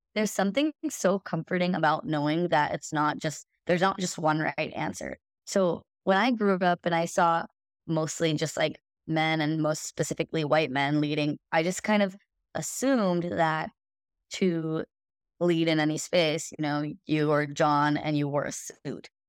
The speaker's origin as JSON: {"language": "English", "country": "India", "moved": "yes", "said": "I'm an Indian woman, and I also immigrated from India"}